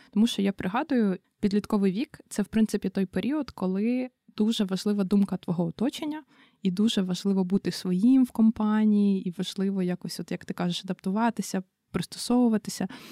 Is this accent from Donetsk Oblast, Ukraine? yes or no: no; Brovary, Kyiv Oblast, Ukraine; я з міста Бровари